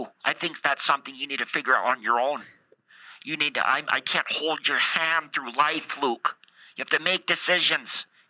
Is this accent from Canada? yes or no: yes; Canada; Okay, I'm Canadian, so it doesn't matter.